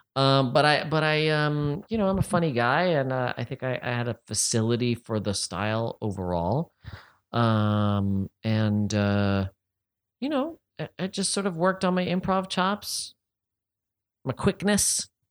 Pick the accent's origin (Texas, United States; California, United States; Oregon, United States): California, United States; San Francisco; I was born in San Francisco and I don't have uh, a noticeable accent